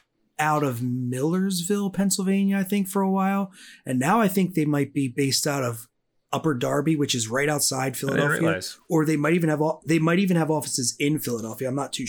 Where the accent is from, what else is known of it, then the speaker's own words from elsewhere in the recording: Augsburg, Bavaria, Germany; born there; I was born in Augsburg, Germany.